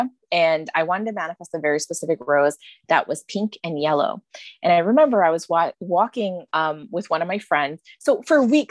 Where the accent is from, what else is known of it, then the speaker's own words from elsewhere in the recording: New York, United States; I was raised in America.